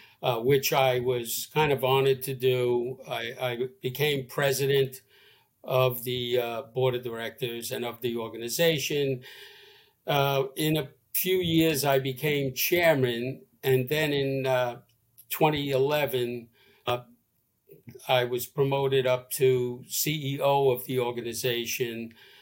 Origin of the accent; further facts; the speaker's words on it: New York City, New York, United States; moved away as an adult; also born or lived in Staten Island / New Jersey; now in Florida, United States; I was born and raised in Brooklyn, New York.